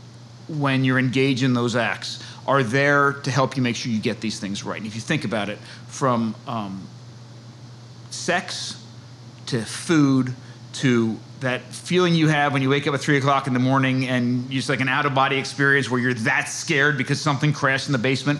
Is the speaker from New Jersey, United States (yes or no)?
yes; New Jersey, United States; moved away as an adult; now in Chestertown, Maryland, United States; I'm from New Jersey. My wife and I are both from New Jersey